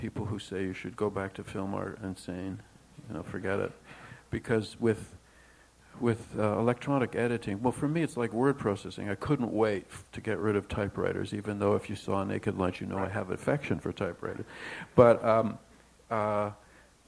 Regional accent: Toronto, Ontario, Canada; Howard and I grew up together in Toronto

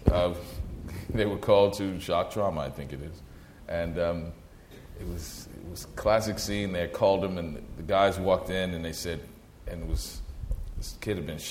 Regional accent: New Orleans, Louisiana, United States; moved away; I'm originally from New Orleans

